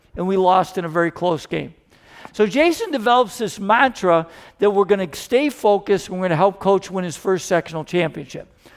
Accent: Rochester, New York, United States; I'm from Rochester, New York

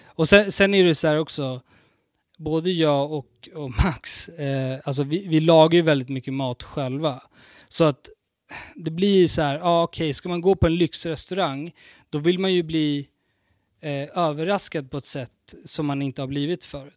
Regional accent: Stockholm, Stockholm County, Sweden; jag är från Vårberg

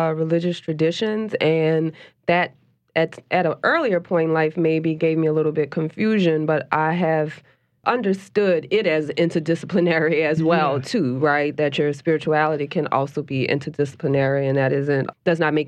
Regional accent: New Orleans, Louisiana, United States; I grew up in New Orleans, and altars and shrines are a real big part of the culture here.

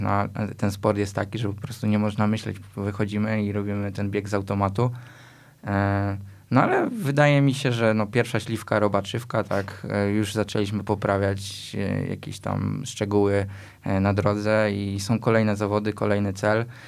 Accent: Tarnów, Lesser Poland, Poland; z miejsca, w którym się urodziliśmy, czyli e, w Tarnowie

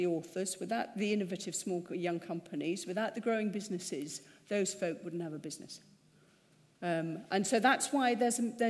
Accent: United Kingdom; We're British.

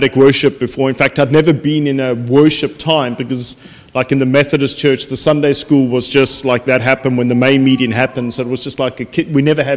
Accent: Cape Town, Western Cape, South Africa; now in United Kingdom; I grew up in Cape Town, South Africa, was brought up in a non-Christian home

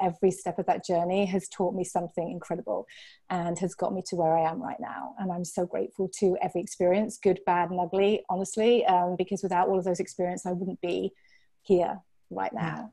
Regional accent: Yorkshire and the Humber, United Kingdom; moved away as an adult; also born or lived in Hampshire, England; now in Venice, California, United States; I was born in Hampshire, which is um, about an hour south of London. It's on um, the south coast of, of England. It's a place called the New Forest. It's absolutely beautiful. I was born there, and then we moved up to Yorkshire, which is about four hours north of London

